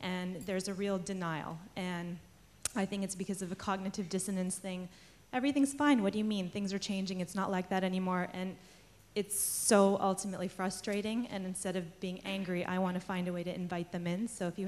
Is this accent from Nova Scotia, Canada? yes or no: no; Montreal, Quebec, Canada; also born or lived in Toronto, Canada / New York City, United States; I grew up in Montreal, Toronto, and New York City, so those were things.